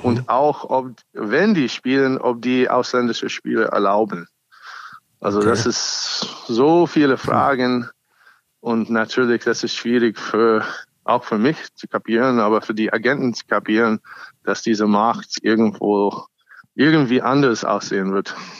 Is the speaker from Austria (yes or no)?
no; United States; German is a second language; now in Germany; ich bin auch ursprünglich Amerikaner